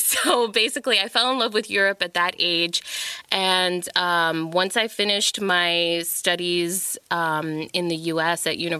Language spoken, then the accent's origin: English; Trinidad & Tobago; also born or lived in Boston, United States; now in Berlin, Germany; So I'm originally from Trinidad and Tobago. What up, my people? And then I lived in Boston for some time. So it's a little bit of Trinidad, Boston, and Germany.